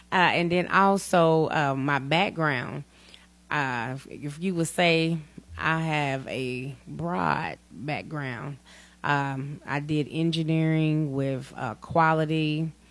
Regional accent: Gallatin, Tennessee, United States; now in Portland, United States; Uh, yes, I am from Gallatin, but I live here in Portland. I've been here about three years.

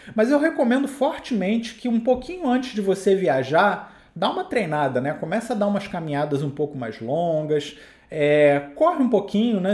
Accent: Rio de Janeiro, Brazil; sou do Rio de Janeiro, eu tô aqui literalmente no nível do mar

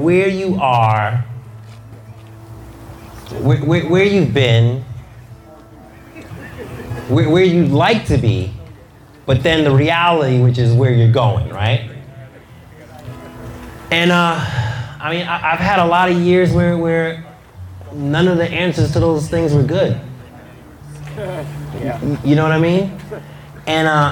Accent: New York City, New York, United States; I grew up in Queens in New York

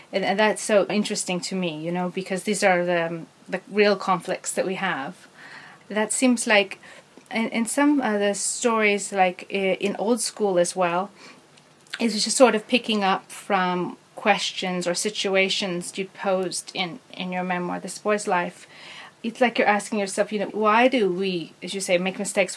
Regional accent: Seattle, Washington, United States; I grew up in Seattle too

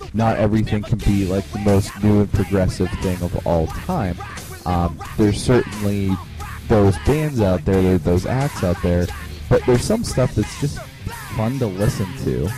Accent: Pittsburgh, Pennsylvania, United States; I am from Pittsburgh

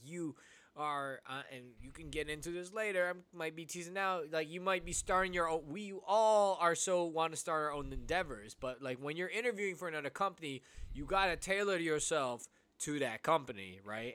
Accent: United States; Filipino, uh, Filipino kids here, first gen here in America

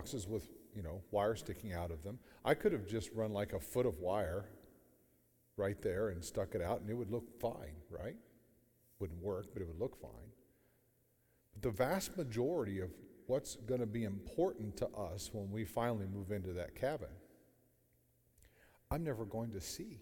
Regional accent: Sebring, Ohio, United States; I'm from Sebring, Ohio, outside of Alliance

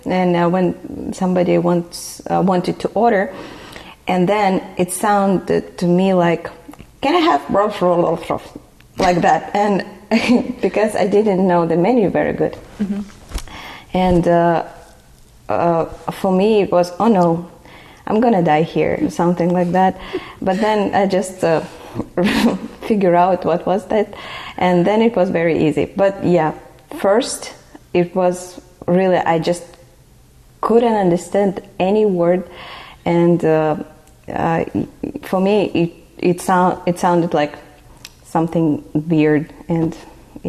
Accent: Nalchik, Kabardino-Balkaria, Russia; English is a second language; moved away as an adult; also born or lived in Texas, United States; now in United States; I'm from the republic is called Kabardino-Balkaria.

